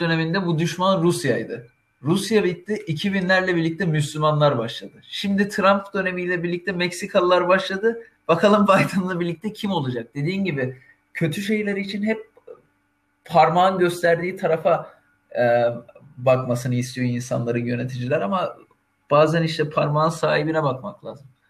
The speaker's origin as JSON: {"language": "Turkish", "country": "Turkey", "said": "biz Türkiye'de Türküz."}